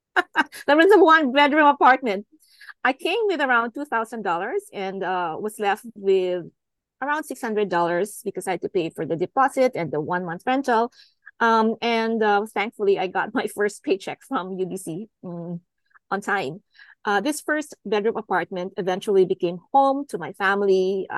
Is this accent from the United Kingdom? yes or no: no; Philippines; now in Vancouver, Canada; I've been in Metro Vancouver for the last 18 years. I immigrated from the Philippines.